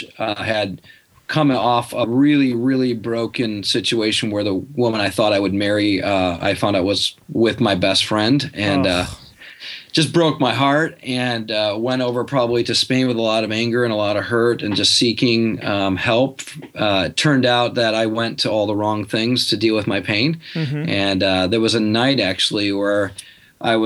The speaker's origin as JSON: {"language": "English", "town": "Muskegon", "region": "Michigan", "country": "United States", "tie": "born or raised there", "moved": "as an adult", "said": "Yeah, that's where I grew up. I grew up in Muskegon, Michigan, spent the first 18 years of my life there."}